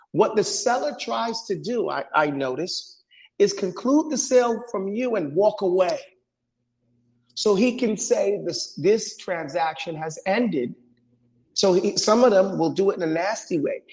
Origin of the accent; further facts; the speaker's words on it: New York City, New York, United States; I grew up in New York City